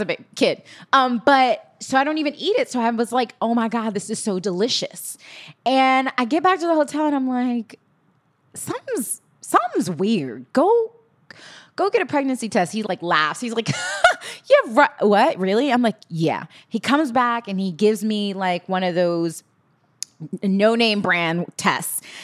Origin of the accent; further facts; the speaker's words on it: New York City, New York, United States; I grew up in Holly, I was born in Hollis, Queens